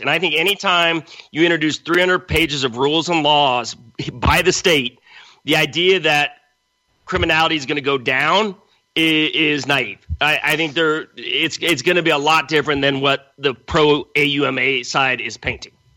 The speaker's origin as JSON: {"language": "English", "town": "Los Angeles", "region": "California", "country": "United States", "tie": "born or raised there", "also_born_or_lived": "Central America / New York", "moved": "as an adult", "lives_now": "San Diego, United States", "said": "I grew up in Los Angeles"}